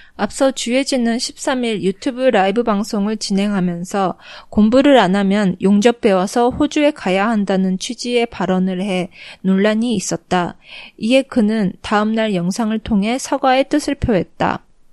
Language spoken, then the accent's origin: Japanese; Japan; also born or lived in South Korea; 韓国生まれ日本育ち